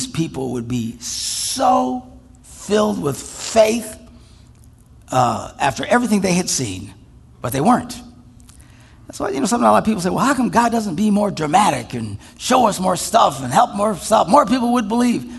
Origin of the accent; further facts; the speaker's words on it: Wisconsin, United States; we're from Wisconsin